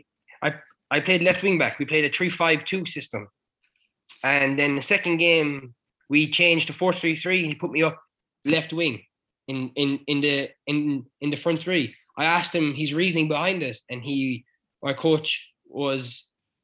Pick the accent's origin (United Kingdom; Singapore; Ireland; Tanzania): Ireland; Clare, Munster; moved away as an adult; also born or lived in United States; I'm from Clare.